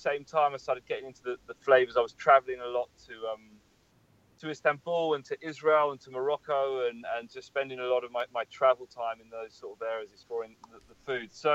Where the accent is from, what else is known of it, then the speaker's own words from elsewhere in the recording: London, United Kingdom; I'm from London, born and raised.